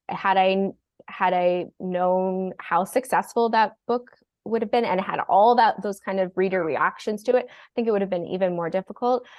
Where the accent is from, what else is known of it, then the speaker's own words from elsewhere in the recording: Toronto, Ontario, Canada; also born or lived in Australia; we had a house that was our c, cottage when I was born in Toronto, and this house was our, our cottage, um, and then we moved to Australia. My dad is Australian, and we moved back. Instead of moving to the city, they decided to move up to the lake